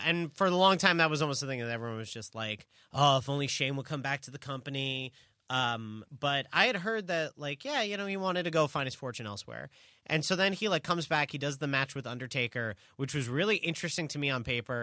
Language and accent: English; New York, United States; as a New Yorker